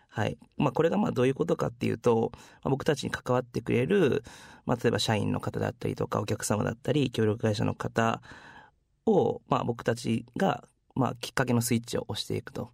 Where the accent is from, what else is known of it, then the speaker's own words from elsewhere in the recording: Iwakuni, Yamaguchi, Japan; 初め僕、山口の岩国市っていう本当ど田舎出身なんですけど